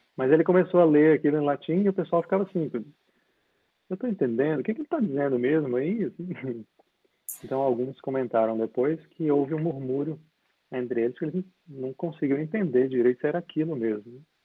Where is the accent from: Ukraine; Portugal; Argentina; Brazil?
Brazil; Linhares, Espírito Santo; also born or lived in Vitória, Brazil; now in London, United Kingdom; Eu, nasci, eu nasci em Vitória, nasci na ilha. Vitória. Mas foi só, assim, foi só para nascer mesmo, porque com cerca de quatro anos eu mudei para Linhares